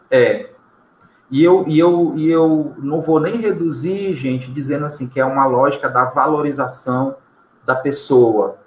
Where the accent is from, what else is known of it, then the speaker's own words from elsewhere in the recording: São Luís, Maranhão, Brazil; nosso cotidiano enquanto maranhense. Vou colocar só como maranhense, tá? Ou como ludovicense